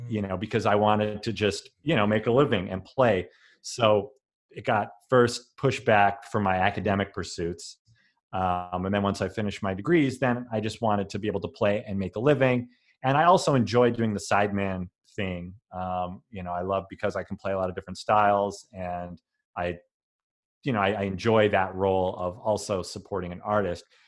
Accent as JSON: {"language": "English", "town": "Denver", "region": "Colorado", "country": "United States", "tie": "born or raised there", "said": "I grew up in Denver"}